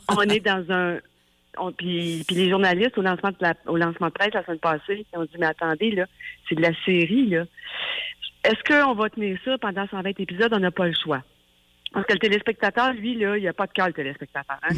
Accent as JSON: {"language": "French", "town": "Saint-André", "region": "Quebec", "country": "Canada", "said": "je viens de Saint-André, du Lac-Saint-Jean"}